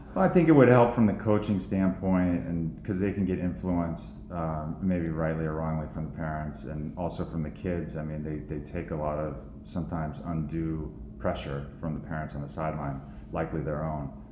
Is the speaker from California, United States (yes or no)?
yes; Central Valley, California, United States; now in Rye, New York, United States; I grew up in Central Valley, California